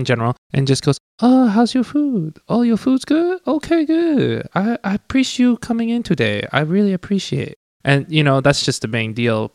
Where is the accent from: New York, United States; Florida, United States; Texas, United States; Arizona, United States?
Arizona, United States; Tucson; first language Cantonese; English is a second language; I was from Tucson, Arizona. Thank you very much. But I mean, my first language was definitely Cantonese.